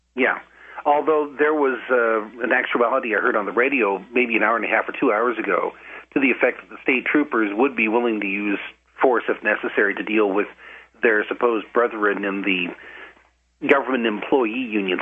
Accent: Idaho, United States; moved away as an adult; also born or lived in Wisconsin; We moved back to my home state of Wisconsin, or from Wisconsin to my home state of, of, of Idaho in 2005.

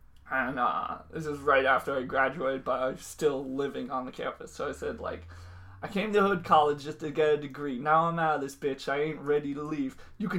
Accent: Milton, Massachusetts, United States; Is a loose term for where I grew up. I grew up within, like, throwing distance of Boston.

